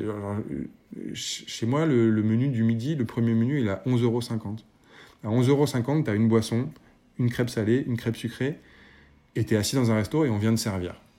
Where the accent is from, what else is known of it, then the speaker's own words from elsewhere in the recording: Paris, Île-de-France, France; je suis parisien